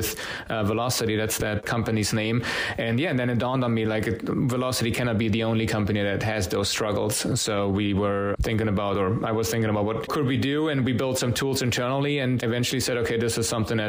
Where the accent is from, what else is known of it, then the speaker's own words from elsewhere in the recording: Munich, Bavaria, Germany; moved away; I'm originally from Munich, Germany